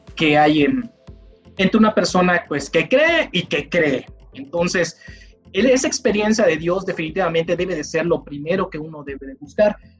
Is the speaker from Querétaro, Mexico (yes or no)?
no; Mérida, Yucatán, Mexico; soy yucateco, meridano, la tierra de los oxos, de los capuchos y demás